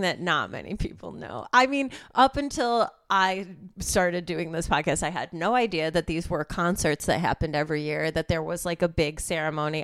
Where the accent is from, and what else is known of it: suburbs of Chicago, Illinois, United States; moved away as an adult; now in Los Angeles, United States